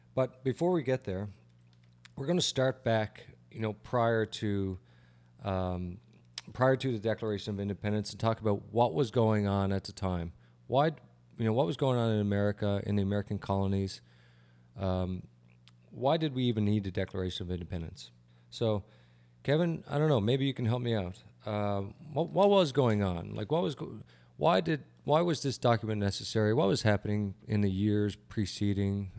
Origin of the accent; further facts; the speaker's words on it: Canada; moved away as an adult; now in United States; I'm a Canadian